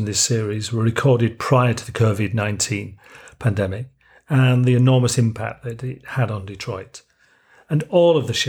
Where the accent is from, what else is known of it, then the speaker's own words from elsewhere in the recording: Yorkshire and the Humber, United Kingdom; accent: Yorkshire; I'm from originally from Yorkshire in the north of England, but I live in the south, so my Yorkshire accent's probably softened quite a lot.